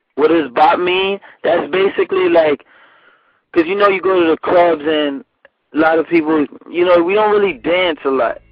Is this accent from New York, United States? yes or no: yes; New York City, New York, United States; I grew up on um, White Plains Road. That's like the ah. far north north side